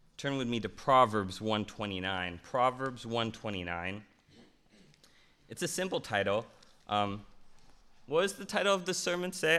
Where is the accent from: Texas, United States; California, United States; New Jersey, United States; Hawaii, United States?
California, United States; Loma Linda; also born or lived in Glendale; I was born in Glendale, and I grew up in a place called Loma Linda